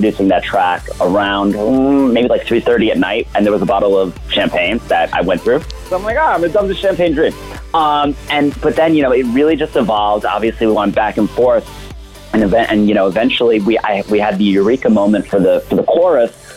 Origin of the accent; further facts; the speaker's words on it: New York, United States; moved away as an adult; now in Miami, United States; Originally, I'm from New York, and I live in Miami. I've been down here around 10 years